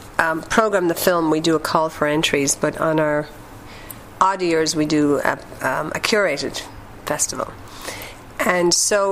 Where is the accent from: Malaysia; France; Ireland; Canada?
Ireland; now in Boston, United States; Well, I'm Irish. I'm from Ireland, even though my accent is very watered down after being in Boston for almost 15 years. Actually, 17 years, correction.